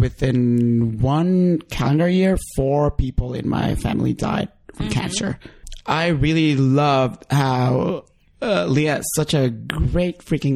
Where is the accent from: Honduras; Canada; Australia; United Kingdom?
Honduras; moved away; when I visited my home country and I went to Honduras